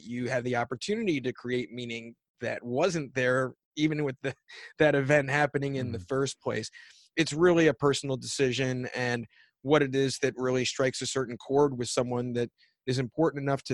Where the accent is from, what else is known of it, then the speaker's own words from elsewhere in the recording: Philadelphia, Pennsylvania, United States; I'm from Philadelphia. I'm an East Coast guy.